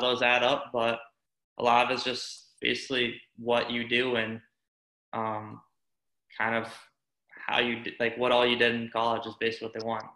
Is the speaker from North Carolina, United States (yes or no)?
no; Tampa, Florida, United States; moved away as an adult; also born or lived in Syracuse; growing up in Tampa